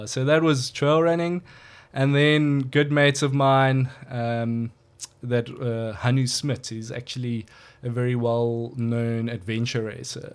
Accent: KwaZulu-Natal, South Africa; also born or lived in Johannesburg, South Africa / United Kingdom; now in George, South Africa; I was born in Natal, actually.

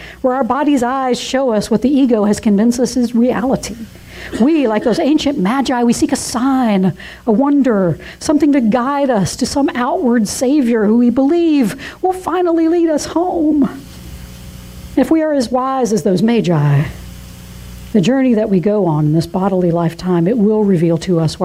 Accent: Georgia, United States; moved away; also born or lived in North Carolina; I was born in North Carolina, like James Taylor, but I consider the Georgia town where I spent most of my youth and my young adult life as my hometown

